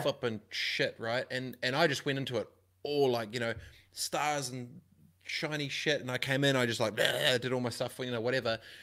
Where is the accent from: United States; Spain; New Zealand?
New Zealand; growing up in Aronoia, in my high school, in my seventh form